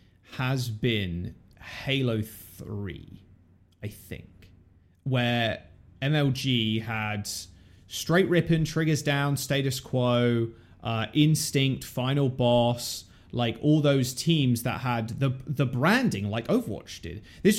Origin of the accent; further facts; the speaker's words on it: Boston, Massachusetts, United States; oh, I'm from Boston.